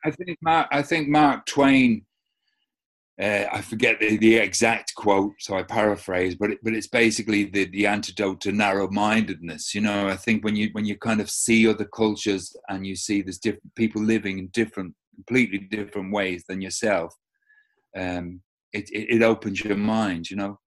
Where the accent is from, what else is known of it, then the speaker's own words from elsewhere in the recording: London, United Kingdom; now in Ireland; I was, grew up an immigrant in South London, so never really belonged, you know, I knew, you know, I was an Irish kid.